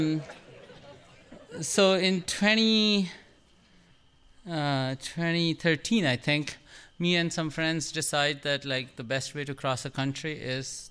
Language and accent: English; India; now in United States; I'm Indian